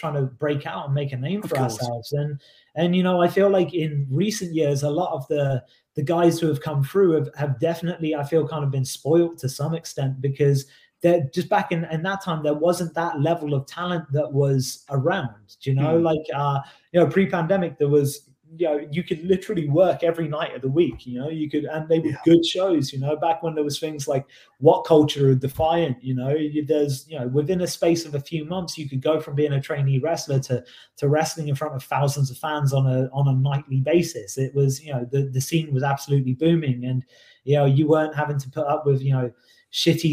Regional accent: Oxford, South East England, United Kingdom; my hometown of Oxford

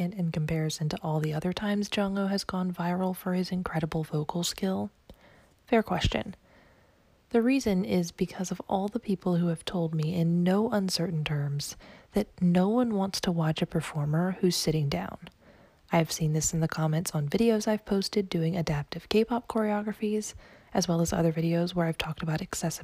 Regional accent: the South, United States; as a Southerner myself

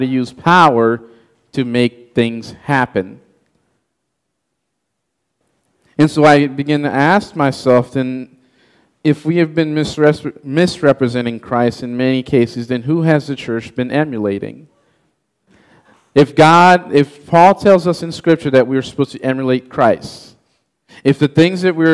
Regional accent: Haiti; English is a second language; moved away; I was born and raised in Haiti

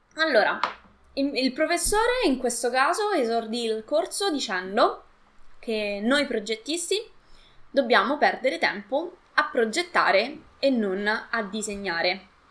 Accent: Latina, Lazio, Italy; io eh, sono di Latina

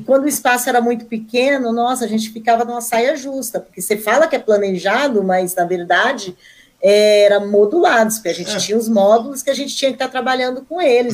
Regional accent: Curvelo, Minas Gerais, Brazil; moved away as an adult; also born or lived in Belo Horizonte; now in Mogi das Cruzes, Brazil; Eu sou de Minas Gerais, né, mas eu, eu morava no interior. Eu uhum. nasci em Belo Horizonte

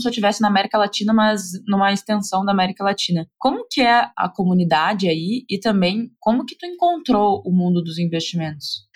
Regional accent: Brazil; moved away

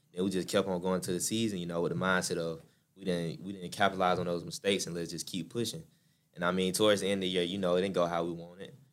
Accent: LaGrange, Georgia, United States; also born or lived in Seoul, Korea / Atlanta; moved down to La Grange when I was about five

